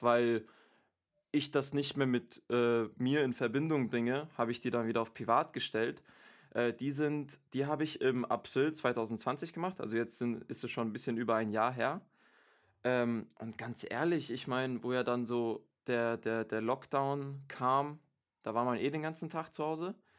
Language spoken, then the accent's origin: German; Stuttgart, Baden-Württemberg, Germany; now in Munich, Germany; Ich bin ursprünglich Stuttgarter, aber bin zurzeit wohnhaft in München